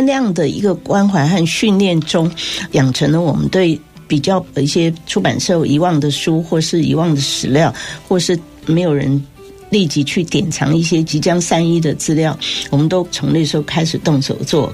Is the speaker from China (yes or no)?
no; Taichung, Taiwan; now in Taipei, Taiwan; 台中是我的故乡